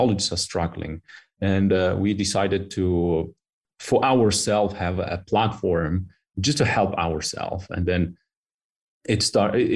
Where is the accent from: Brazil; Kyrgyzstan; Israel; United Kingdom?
Kyrgyzstan; moved away as an adult; also born or lived in Istanbul, Turkey; now in Switzerland; I did my high school in my home country, Kyrgyzstan. Then I moved to Istanbul for my bachelor